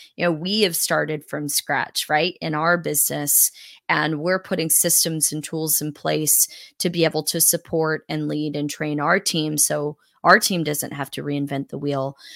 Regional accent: South Carolina, United States; also born or lived in Northeast United States; we moved from the Northeast to the Southeast when I was a kid.

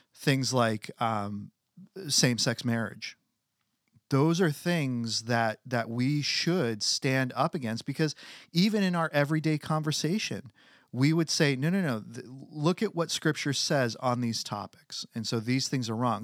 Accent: United States; as American citizens

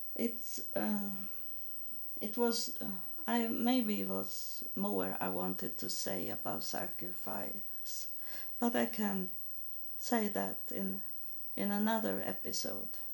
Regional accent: Sweden; English is a second language; moved away as an adult; now in United States; I'm from Sweden

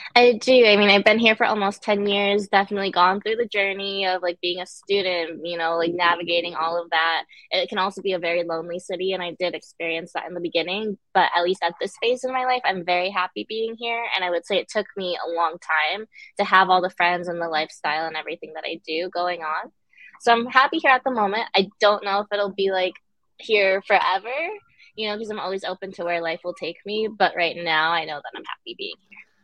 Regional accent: Connecticut, United States; also born or lived in Guangzhou, China; I pretty much grew up and was raised in Connecticut.

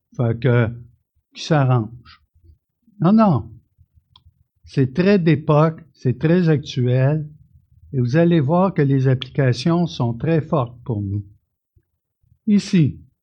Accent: Canada; je suis un Canadien, je suis né ici

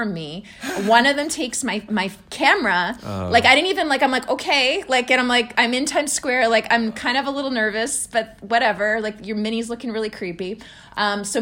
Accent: Canada; I'm from Canada

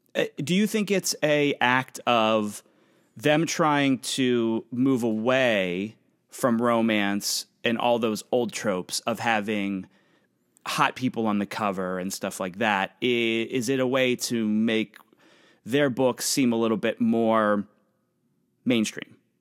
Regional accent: Pennsylvania, United States; now in New York City, United States; I'm from Pennsylvania. That's, that's where I come from. My family's there.

